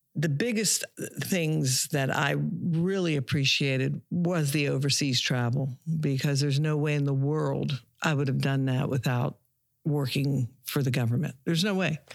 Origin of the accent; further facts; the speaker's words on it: Pittsburgh, Pennsylvania, United States; moved away as an adult; also born or lived in Savannah, Georgia / Darien, Georgia / Beaver County, Pennsylvania; now in Pine Island, United States; originally I am from Pittsburgh, Pennsylvania